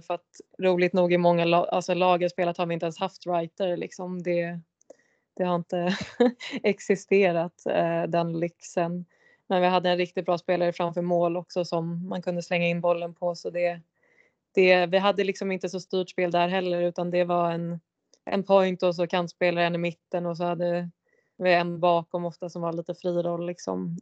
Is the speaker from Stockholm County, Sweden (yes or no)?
yes; Järfälla, Stockholm County, Sweden; jag är ju från Järfälla